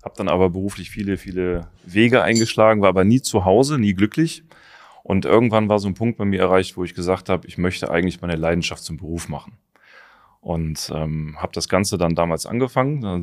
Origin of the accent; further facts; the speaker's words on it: Taunus, Hesse, Germany; ich bin im Taunus groß geworden, da gab es halt nur Wald.